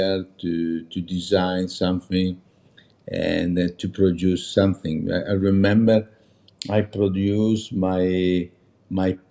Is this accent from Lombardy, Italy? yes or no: yes; Meda, Lombardy, Italy; English is a second language; now in Milan, Italy; I grew up in Meda